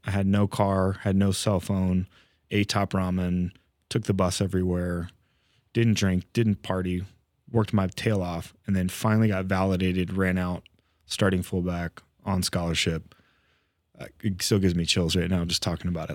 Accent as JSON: {"language": "English", "region": "California", "country": "United States", "tie": "born or raised there", "said": "grew up California kid"}